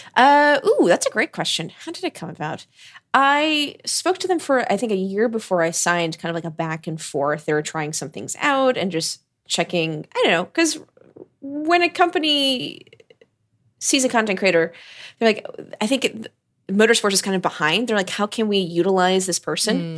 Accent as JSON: {"language": "English", "country": "United States", "tie": "born or raised there", "also_born_or_lived": "Florida", "said": "growing up in America"}